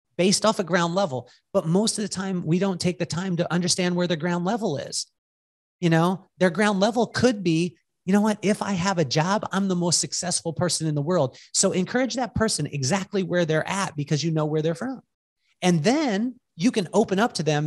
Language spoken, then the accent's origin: English; Walpole, California, United States; I grew up in Walpole, California